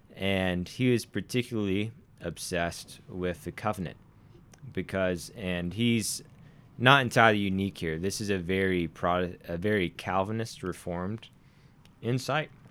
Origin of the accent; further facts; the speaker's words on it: Arkansas, United States; accent: somewhat southern; now in Montana, United States; a man from Arkansas